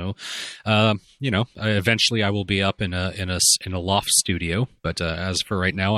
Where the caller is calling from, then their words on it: Canada; I'm recording from Canada, so this is a bona fide international podcast right now.